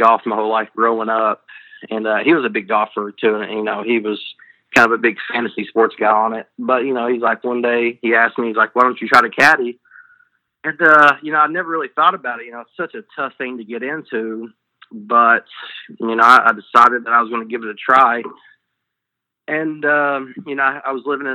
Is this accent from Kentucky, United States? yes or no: yes; southeastern Kentucky, United States; now in New Orleans, United States; I'm actually from kind of, you could almost call it southeastern Kentucky.